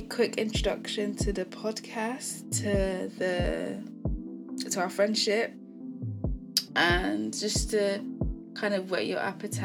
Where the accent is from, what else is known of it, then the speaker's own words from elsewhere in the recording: Nigeria; now in England; I'm Nigerian and I live in England.